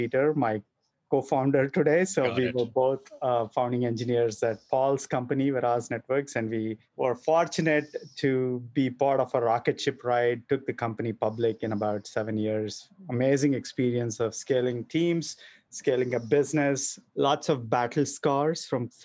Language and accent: English; Bangalore, Karnataka, India; moved away as an adult; now in United States; So I was born and raised in Bangalore in a middle-class family